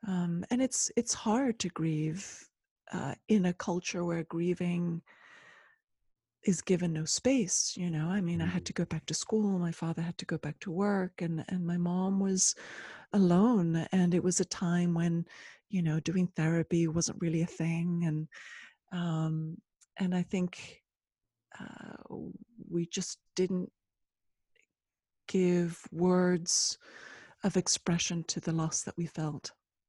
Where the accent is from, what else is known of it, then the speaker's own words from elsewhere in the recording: Ecuador; also born or lived in Switzerland; Yes. So I'm originally from Ecuador, and I left Switzerland, where I'd finished high school.